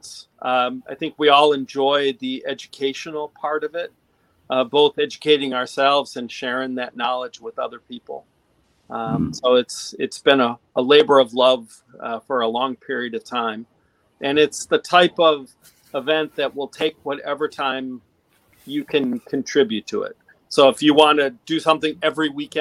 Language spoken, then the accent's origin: English; Detroit, Michigan, United States; now in Marblehead, United States; I grew up in Detroit